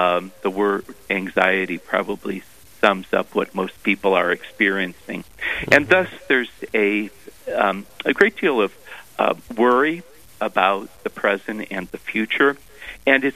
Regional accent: Cleveland, Ohio, United States; moved away as an adult; also born or lived in Columbus, Ohio / Steubenville, Ohio / Grand Forks, North Dakota; now in North Dakota, United States; Ohio is my home state, and originally from Cleveland, but spent about 18 years in Columbus

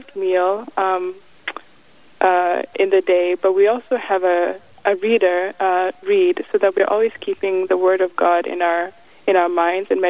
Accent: Kenya; also born or lived in Massachusetts, United States; now in Missouri, United States; originally I'm from Kenya, and then my family moved to Massachusetts in New England

